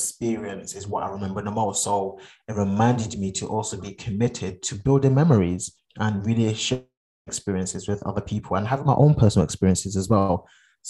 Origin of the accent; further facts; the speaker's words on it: Ghana; now in United Kingdom; I'm Ghanaian. I've not been to Ghana since 2011.